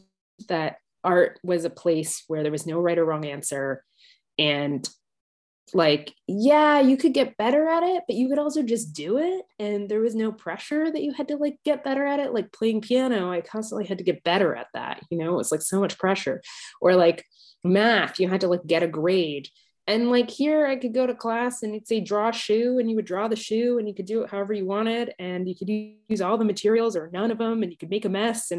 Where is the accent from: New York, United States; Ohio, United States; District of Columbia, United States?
District of Columbia, United States; Washington; moved away as an adult; now in London, United Kingdom; I was born in Washington, D.C., but I currently live in London, UK, England, and I've been living here for 12 years